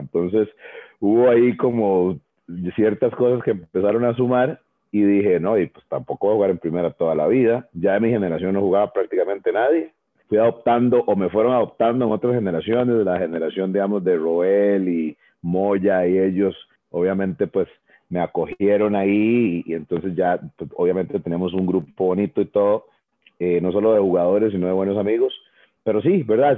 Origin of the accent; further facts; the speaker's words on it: Tres Ríos, Cartago, Costa Rica; moved away as an adult; also born or lived in Puebla, Mexico / Nebraska, United States / Miami, United States / Guanacaste; yo soy oriundo de Tres Ríos